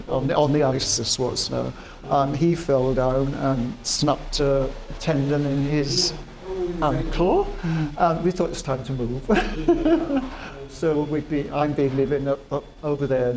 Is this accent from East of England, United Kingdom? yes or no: no; Wales, United Kingdom; now in Reading, United Kingdom; I'm Welsh.